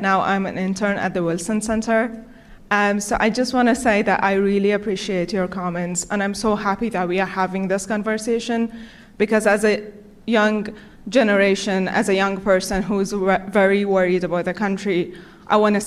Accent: Afghanistan; moved away as an adult; now in United States; I'm from Afghanistan.

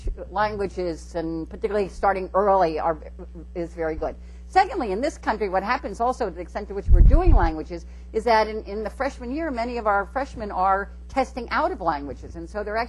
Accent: New York City, New York, United States; I come from Brooklyn

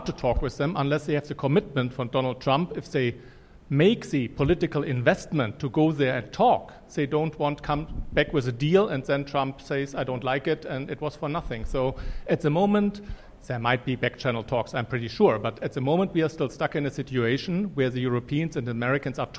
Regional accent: Germany; I'm from Germany

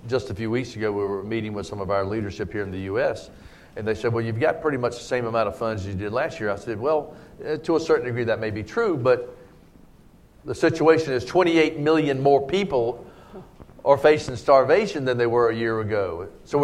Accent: United States; the United States, you know, speaking as to my home country

